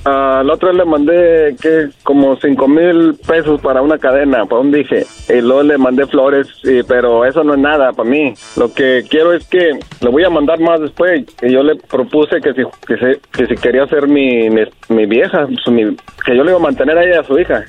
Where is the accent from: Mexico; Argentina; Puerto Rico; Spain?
Mexico; Torreón, Coahuila; yo soy de Torreón